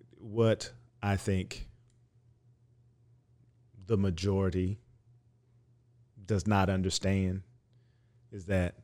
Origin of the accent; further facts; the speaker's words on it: Dallas, Texas, United States; I'm from Oak Cliff. I say Dahomey.